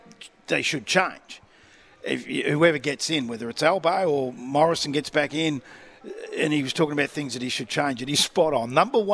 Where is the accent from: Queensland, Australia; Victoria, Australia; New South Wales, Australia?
Victoria, Australia; Clayton; I grew up in Clayton.